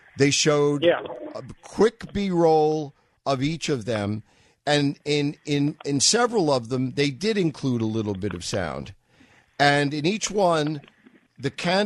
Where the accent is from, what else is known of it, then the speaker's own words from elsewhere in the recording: New York, United States; moved away; I was from New York